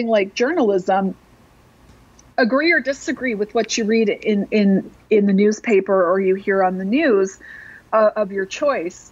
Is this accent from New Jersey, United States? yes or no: no; Madison, Wisconsin, United States; cities like mine — I come from Madison, Wisconsin, 250,000 people.